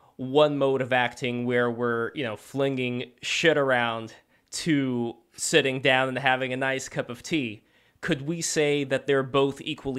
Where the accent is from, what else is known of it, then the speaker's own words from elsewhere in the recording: Saint Petersburg, Russia; English is a second language; I'm originally from Russia, from St. Petersburg.